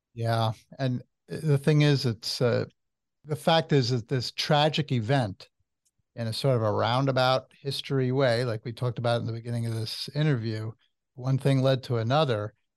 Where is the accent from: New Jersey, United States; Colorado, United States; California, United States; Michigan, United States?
New Jersey, United States; I'm from New Jersey